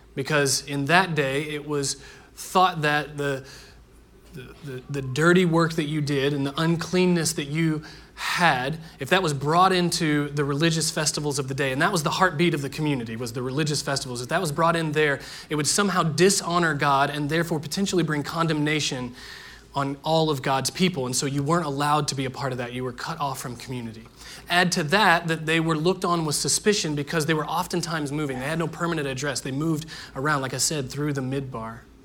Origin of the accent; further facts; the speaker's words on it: Indiana, United States; Growing up in Indiana, everyone in my neighborhood played baseball